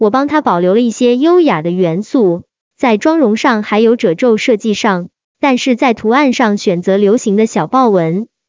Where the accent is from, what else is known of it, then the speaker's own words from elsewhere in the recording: China; 回国后查看我们中国古文化资料，发现我们中国人其实一直有惜物与敬天爱人这样的价值观。